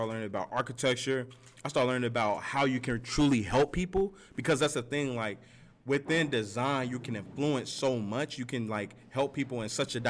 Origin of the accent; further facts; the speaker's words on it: Gary, Indiana, United States; I grew up, I'm from Gary, Indiana. I grew up there